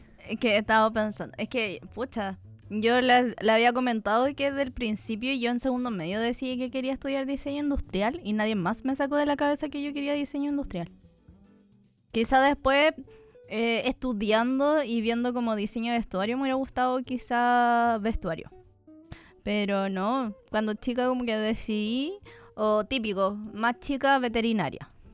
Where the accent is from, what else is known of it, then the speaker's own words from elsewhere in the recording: near Concepción, southern Chile, Chile; moved away as an adult; now in Santiago, Chile; no estuve en un colegio artístico, pues